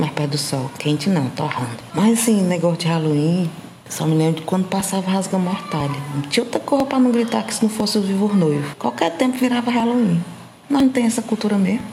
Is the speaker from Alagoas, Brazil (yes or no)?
no; Fortaleza, Ceará, Brazil; now in Imperatriz, Brazil; Sou de Fortaleza, mas estou morando aqui em Imperatriz, no Maranhão